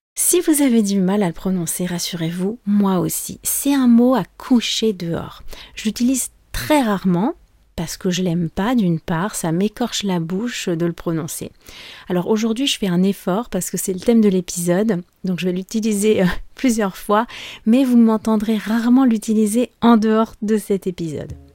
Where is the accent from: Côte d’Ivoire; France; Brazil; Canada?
France; je suis française